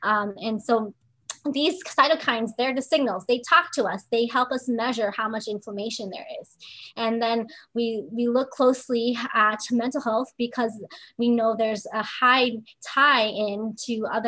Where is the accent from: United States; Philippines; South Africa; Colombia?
Philippines; And I didn't grow up on turmeric either. You know, I'm actually Filipina.